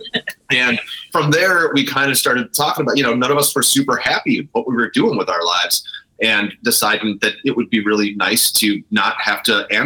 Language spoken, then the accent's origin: English; Chicago, Illinois, United States; we're from Chicago